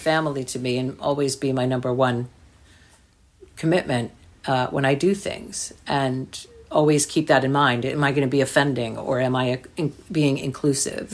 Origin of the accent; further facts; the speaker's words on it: New Jersey, United States; I grew up in New Jersey